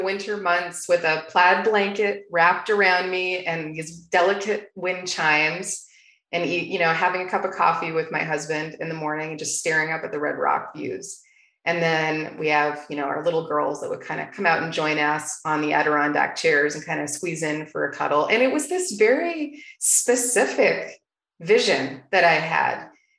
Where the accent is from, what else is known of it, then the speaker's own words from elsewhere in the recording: Toronto, Ontario, Canada; now in Arizona, United States; ever since I moved to Arizona from Toronto, Canada.